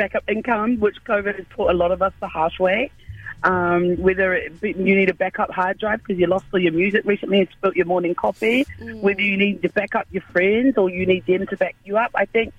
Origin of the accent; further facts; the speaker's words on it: Auckland, New Zealand; I'm just an island girl born and raised in Auckland City, central Auckland